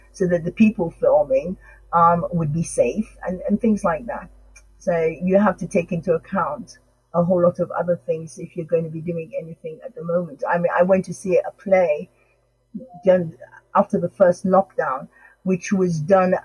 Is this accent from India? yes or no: no; Sierra Leone; now in England; although I was born in England, my parents were from Sierra Leone, and I grew up, I went to school in Sierra Leone